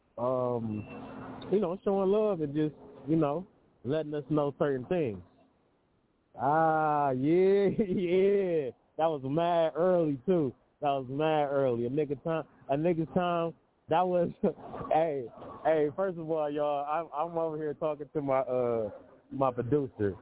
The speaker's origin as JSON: {"language": "English", "town": "Detroit", "region": "Michigan", "country": "United States", "tie": "born or raised there", "said": "from Detroit, my hometown"}